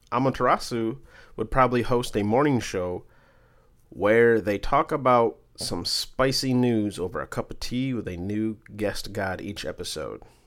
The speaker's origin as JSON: {"language": "English", "region": "Michigan", "country": "United States", "said": "I'm from Michigan"}